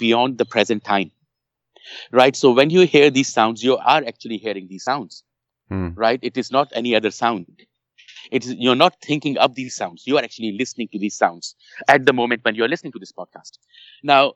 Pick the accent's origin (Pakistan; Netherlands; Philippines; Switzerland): Pakistan; English is a second language; moved away; You know, I was born in Pakistan. I lived parts of my life in Pakistan.